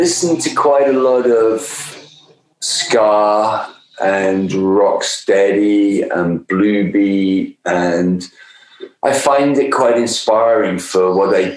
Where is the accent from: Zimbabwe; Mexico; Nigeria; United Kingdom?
United Kingdom; Coventry, West Midlands; moved away; which is where we were making the album and where I'm from as well originally